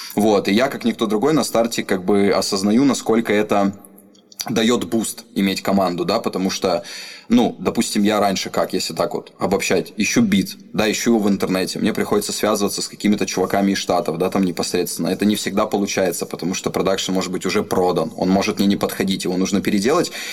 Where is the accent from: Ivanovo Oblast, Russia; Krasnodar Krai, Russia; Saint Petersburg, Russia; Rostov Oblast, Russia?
Rostov Oblast, Russia; Rostov-on-Don; я родился в Ростове, в ЦГБ